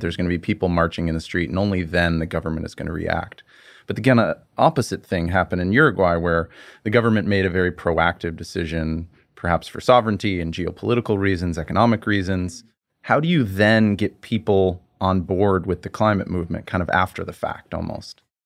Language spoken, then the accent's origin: English; United States; as an American